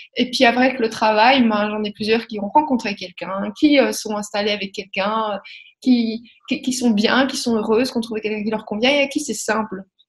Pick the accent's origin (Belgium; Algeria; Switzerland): Belgium; accent: Belgian; also born or lived in Spain / Australia / Montreal / France; now in Brussels, Belgium; avec mon petit accent belge